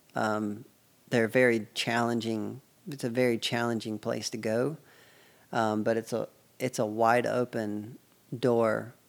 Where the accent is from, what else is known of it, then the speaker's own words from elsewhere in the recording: United States; I'm from the United States